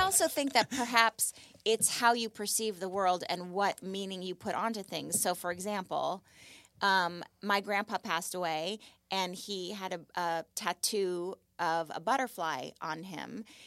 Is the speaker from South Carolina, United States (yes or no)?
no; Malibu, California, United States; I grew up in Malibu, and I lived on Point Doom